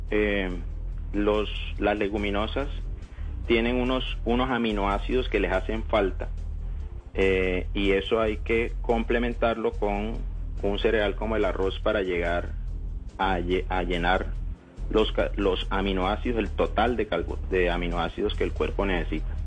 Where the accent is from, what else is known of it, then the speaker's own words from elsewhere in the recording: Cartagena, Bolívar, Colombia; moved away as an adult; also born or lived in Barranquilla; now in Cali, Colombia; Yo estoy en Cali. Yo soy cartagenero.